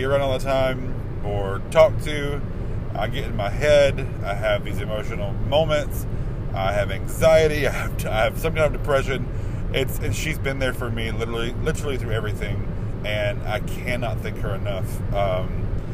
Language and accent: English; Carrollton, Georgia, United States; moved away as an adult; also born or lived in Statesboro, Georgia / Charleston, South Carolina / Ireland; now in New Orleans, United States; I come from a little city called Carrollton, Georgia. Born and raised in Carrollton